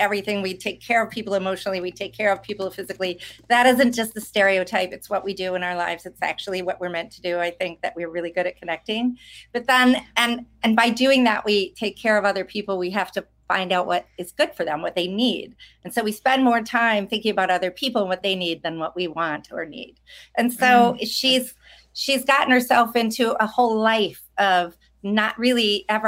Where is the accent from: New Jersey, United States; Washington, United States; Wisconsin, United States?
Wisconsin, United States; I'm from Wisconsin